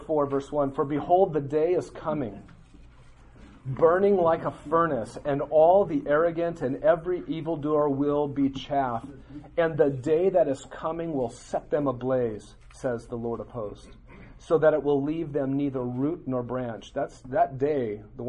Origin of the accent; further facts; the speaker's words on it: western Nebraska, United States; the church that I went to in my hometown in western Nebraska had 35 people in it